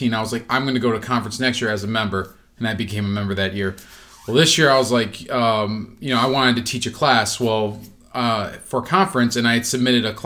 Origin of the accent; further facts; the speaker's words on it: Texas, United States; now in Illinois, United States; I played football because I grew up in Texas